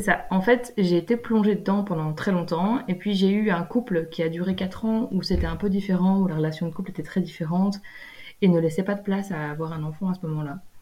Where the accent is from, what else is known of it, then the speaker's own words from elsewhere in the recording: Belgium; moved away as an adult; en vivant en Belgique, en étant belge.